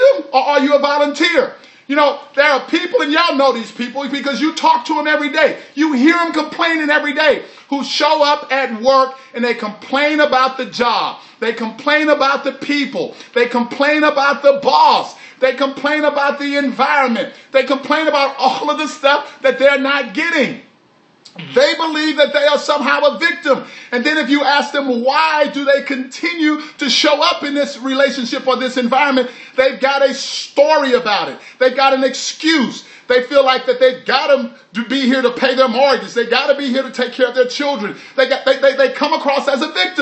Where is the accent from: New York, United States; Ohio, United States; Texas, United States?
Texas, United States; all y'all, that's what we say when we're from Texas